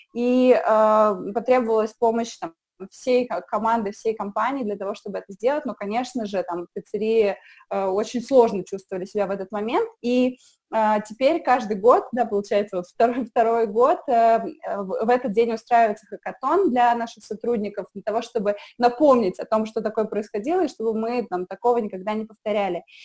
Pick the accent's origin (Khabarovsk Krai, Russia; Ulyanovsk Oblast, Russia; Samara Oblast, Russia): Samara Oblast, Russia; Samara; moved away as an adult; now in Moscow, Russia; я из Самары